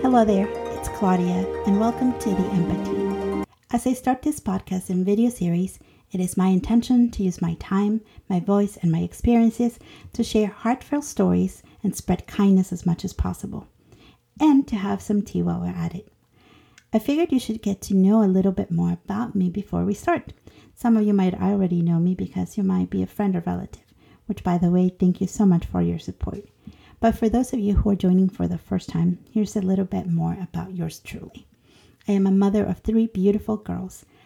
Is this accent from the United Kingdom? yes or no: no; Honduras; moved away; I am an immigrant from Honduras turned citizen